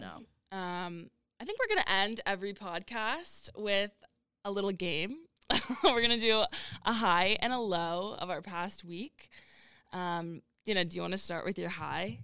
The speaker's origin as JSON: {"language": "English", "region": "Massachusetts", "country": "United States", "moved": "as an adult", "said": "I'm from Mass"}